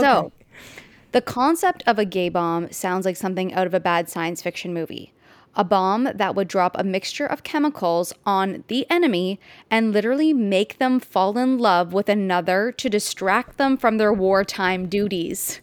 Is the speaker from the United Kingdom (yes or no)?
no; Canada